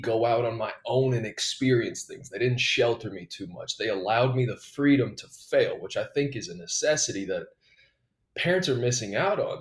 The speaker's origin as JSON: {"language": "English", "region": "Texas", "country": "United States", "tie": "born or raised there", "also_born_or_lived": "Georgia", "moved": "as an adult", "lives_now": "Alabama, United States", "said": "I lived in Texas from ages seven to nineteen"}